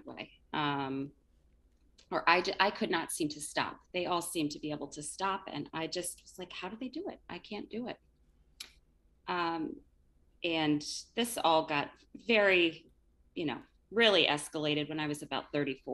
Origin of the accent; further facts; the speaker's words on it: Connecticut, United States; also born or lived in Dublin, Ireland; I grew up in Connecticut. I'm still here, been here most of my life, spent some time in Dublin, Ireland.